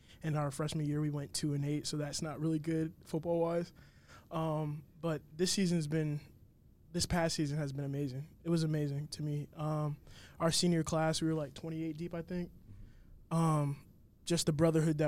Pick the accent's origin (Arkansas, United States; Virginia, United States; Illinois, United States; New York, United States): Virginia, United States; Northern; I'm a senior offensive tackle from Northern Virginia